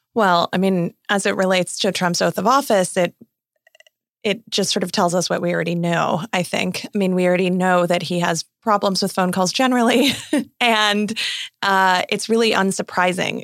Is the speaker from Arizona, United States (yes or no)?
yes; Arizona, United States; my home state of Arizona